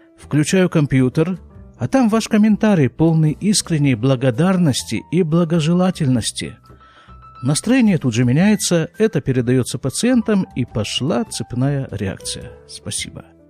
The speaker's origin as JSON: {"language": "Russian", "town": "Krasnoyarsk", "region": "Krasnoyarsk Krai", "country": "Russia", "moved": "as an adult", "lives_now": "Israel", "said": "я же из Красноярска, причем не просто из Красноярска, а с его рабочей окраины. Я там прожил 32 с половиной года"}